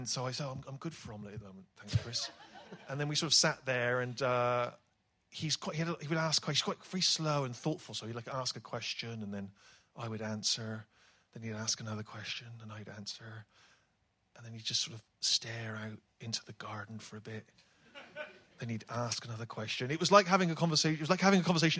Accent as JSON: {"language": "English", "town": "Bristol", "region": "South West England", "country": "United Kingdom", "tie": "born or raised there", "accent": "West Country", "said": "when I was a kid growing up in Bristol"}